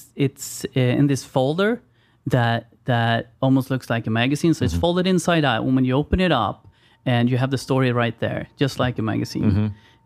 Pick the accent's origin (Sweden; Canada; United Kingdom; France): Sweden